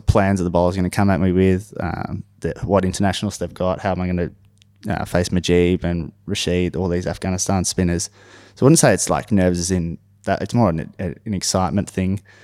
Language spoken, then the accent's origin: English; Knoxfield, Victoria, Australia; we actually had a cricket pitch in our backyard in Knox, we grew up in Knoxfield.